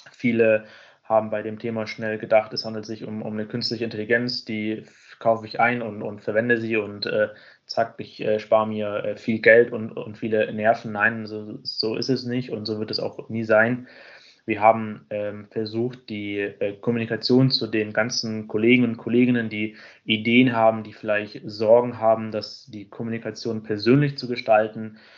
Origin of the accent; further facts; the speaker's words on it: Munich, Bavaria, Germany